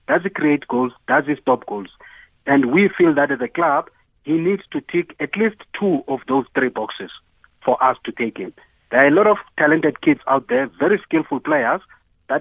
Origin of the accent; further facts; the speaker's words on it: Eastern Cape, South Africa; moved away as an adult; also born or lived in Johannesburg; I come from Eastern Cape